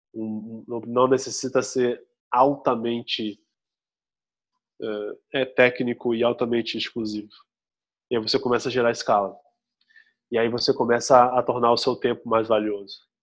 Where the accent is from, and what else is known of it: Brazil